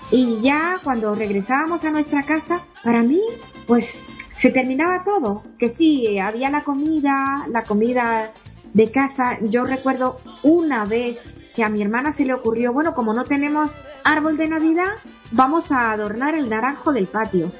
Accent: Dominican Republic; born or raised there; moved away

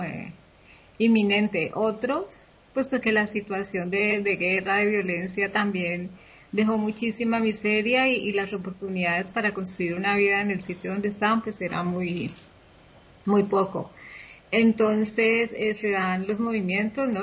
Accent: Colombia; now in Spain; mi país

